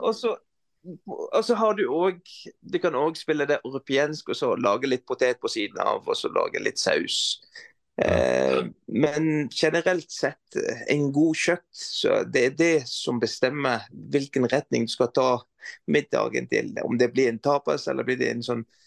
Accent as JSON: {"language": "Norwegian", "town": "Beirut", "country": "Lebanon", "also_born_or_lived": "Stavanger", "second_language": "Norwegian", "moved": "as an adult", "lives_now": "Norway", "said": "som libaneser, matlaging er en del av"}